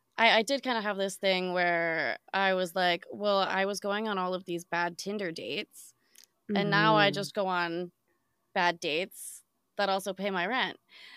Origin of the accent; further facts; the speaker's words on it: Midwest, United States; now in New York, United States; Yeah. So I grew up in the Midwest, came out to New York for school